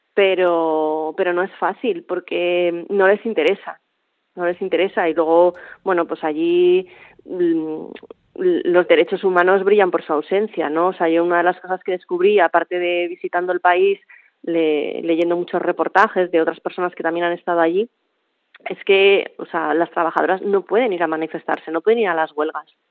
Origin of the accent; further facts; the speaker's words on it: Bilbao, Basque Country, Spain; now in Mallorca, Spain; que vaya muy bien por Bilbao, que echo de menos mi tierra